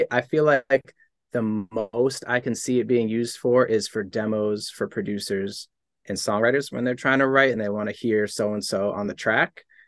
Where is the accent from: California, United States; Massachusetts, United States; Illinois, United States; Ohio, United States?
Massachusetts, United States; Boston; I'm from Boston, Massachusetts